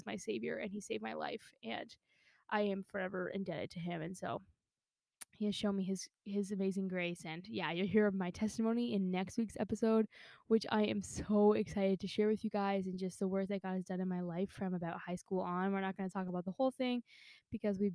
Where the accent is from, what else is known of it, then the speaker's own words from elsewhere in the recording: Canada; I'm Canadian through and through